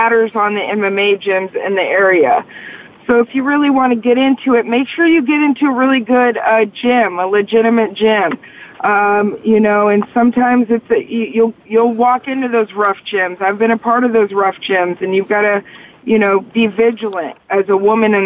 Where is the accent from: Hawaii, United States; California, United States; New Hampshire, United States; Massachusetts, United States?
California, United States; La Quinta; I'm from La Quinta, California